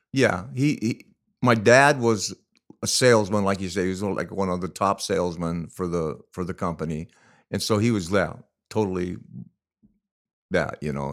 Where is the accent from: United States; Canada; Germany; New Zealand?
United States; La Mirada, California; when we were in high school, we grew up in La Mirada